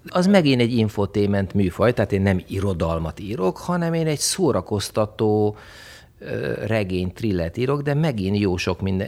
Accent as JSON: {"language": "Hungarian", "country": "Hungary", "also_born_or_lived": "Italy", "said": "én egy vidéki srác vagyok"}